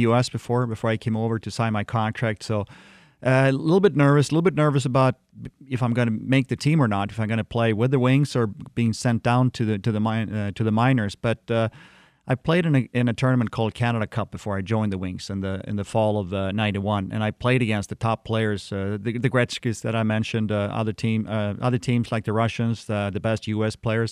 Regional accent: Sweden; moved away as an adult; also born or lived in Detroit area, Michigan; as a little kid, uh, growing up in Sweden

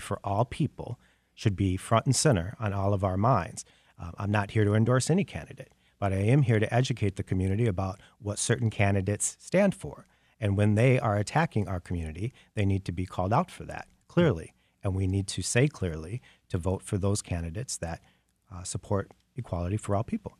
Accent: Detroit, Michigan, United States; moved away as an adult; also born or lived in Los Angeles, California; I did wanna come back home. I mean, I think I'm more effective here in Detroit and the state of Michigan

